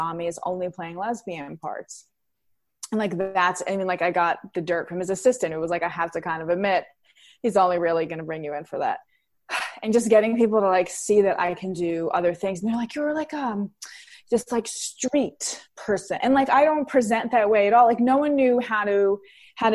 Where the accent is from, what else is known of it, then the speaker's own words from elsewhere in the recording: New York City, New York, United States; I grew up in Queens, New York, in an Italian-American family